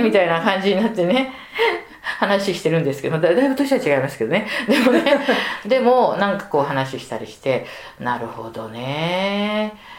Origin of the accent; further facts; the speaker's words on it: Tokyo, Japan; 下町のね向島生まれ育ちで